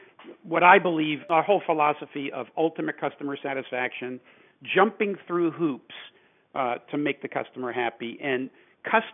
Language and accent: English; New York City, New York, United States; moved away; also born or lived in California; I was born and raised in New York City